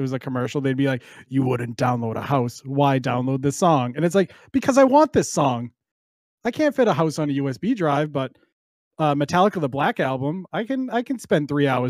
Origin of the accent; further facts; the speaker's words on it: Boston, Massachusetts, United States; I am from Boston. So you will hear things like wicked, and you may not know what it means, but wicked in this fact means good.